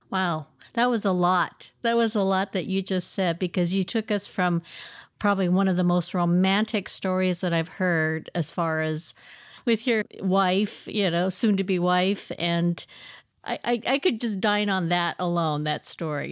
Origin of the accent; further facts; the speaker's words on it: Oregon, United States; I grew up in Oregon from the age of ten.